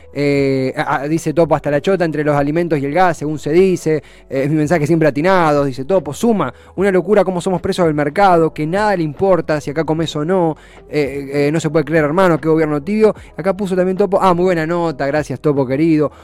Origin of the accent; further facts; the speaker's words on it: Argentina; como argentinos